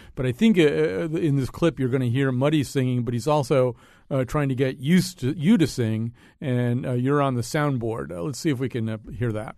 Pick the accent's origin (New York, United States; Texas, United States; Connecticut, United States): Connecticut, United States; being a person of a certain age and growing up in Connecticut